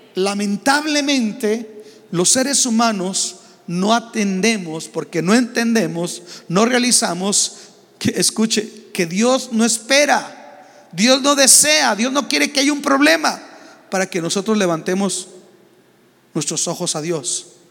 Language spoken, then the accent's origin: Spanish; Mexico